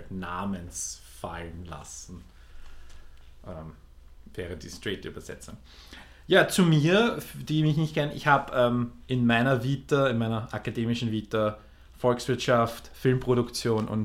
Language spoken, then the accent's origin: German; Lower Austria, Austria; ich bin in der Nähe von Wien aufgewachsener Niederösterreicher. Und Wir werden uns stark bemühen, keinen Dialekt hier einreißen zu lassen.